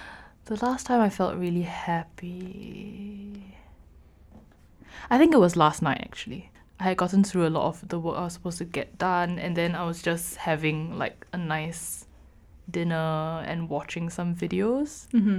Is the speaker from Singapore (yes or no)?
yes; Singapore; moved away as an adult; I'm from Singapore. And I've lived in Singapore my whole life until I moved here for university.